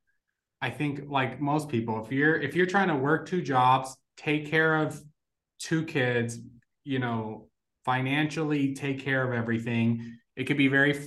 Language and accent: English; Las Vegas, Nevada, United States; first language Spanish; English is a second language; also born or lived in Puerto Rico; I actually was born in Puerto Rico and then moved to Las Vegas when I was like 5